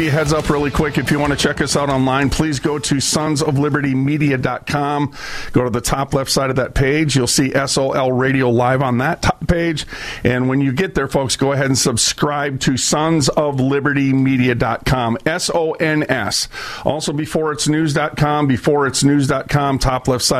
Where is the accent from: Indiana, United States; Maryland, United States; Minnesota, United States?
Minnesota, United States; Minneapolis; also born or lived in St. Paul; I was raised up in North Minneapolis. I moved 37 times from Minneapolis to St. Paul